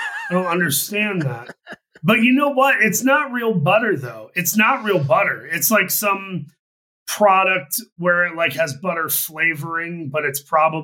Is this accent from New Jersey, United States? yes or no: no; Saginaw, Michigan, United States; my hometown of Saginaw, Michigan